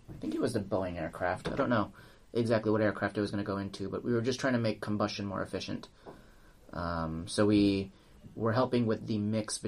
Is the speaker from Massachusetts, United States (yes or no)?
no; Southern California, United States; also born or lived in India; now in San Francisco, United States; born and raised in Southern California